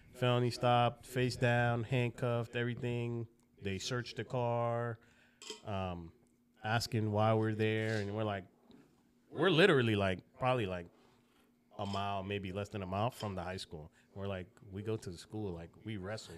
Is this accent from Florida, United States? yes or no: yes; Broward County, South Florida, United States; also born or lived in Jamaica / Lauderhill, Florida / Davie, Florida; I grew up in Broward County, um, which is, if you don't know, it's north of Miami.